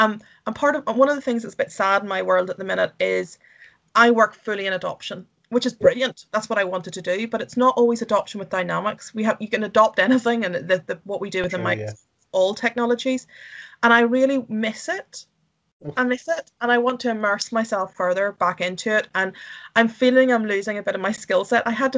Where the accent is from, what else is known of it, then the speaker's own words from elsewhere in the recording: Ireland; And Scotland is, I would say, and I'm from Ireland, and it is pretty beautiful here.